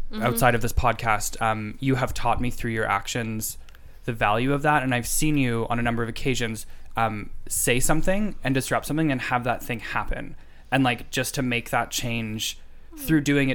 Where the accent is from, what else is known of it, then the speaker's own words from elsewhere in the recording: Canada; as a Canadian